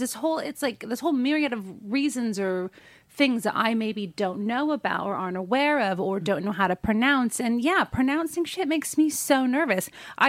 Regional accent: United States; moved away as an adult; now in United Kingdom; because of the way things were in the States when I grew up, I, you know, we were probably like the poor family in the nicest area sort of situation.

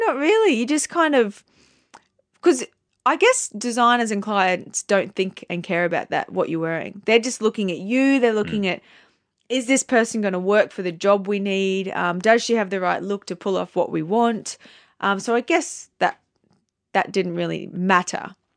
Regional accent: Townsville, Queensland, Australia; moved away as an adult; also born or lived in New York; I come from Townsville.

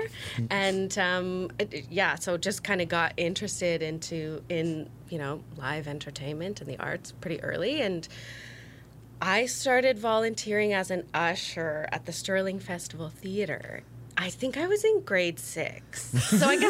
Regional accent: Stirling, Ontario, Canada; born or raised there

